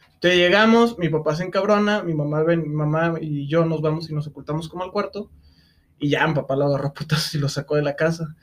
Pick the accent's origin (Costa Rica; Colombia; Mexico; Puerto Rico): Mexico; Lagos de Moreno, Jalisco; Nosotros venimos de Lagos de Moreno, eh, que es un pueblo pequeño